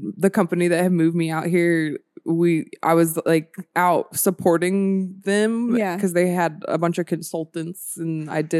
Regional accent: Marietta, Georgia, United States; now in Sacramento, United States; I'm from Marietta, Georgia. So it's like right outside of Atlanta.

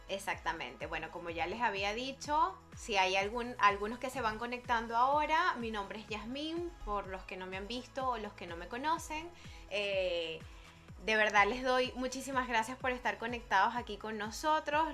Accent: Barquisimeto, Lara, Venezuela; now in Madrid, Spain; tantos años viviendo cada una en Barquisimeto

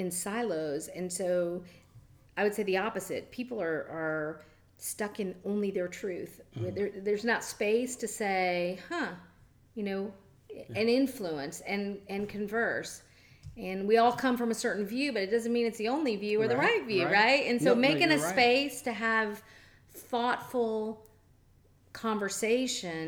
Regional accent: Jacksonville, Florida, United States; now in Madeira Beach, United States; I grew up in Jacksonville during desegregation

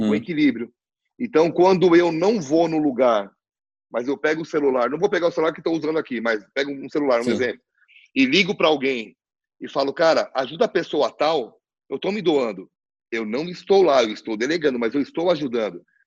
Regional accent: Brazil; nós, como brasileiros

